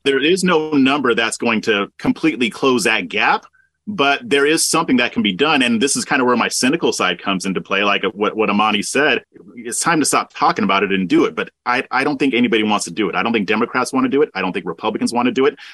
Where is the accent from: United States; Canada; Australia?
United States; Southern California; moved away as an adult; now in Texas, United States; I was born and raised in Southern California. I moved to Texas about 10 years ago